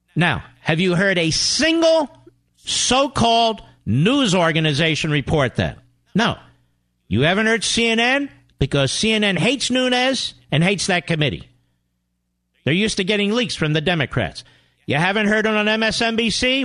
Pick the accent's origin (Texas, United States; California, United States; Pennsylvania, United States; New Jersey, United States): Pennsylvania, United States; Montgomery County; I grew up in Montgomery County.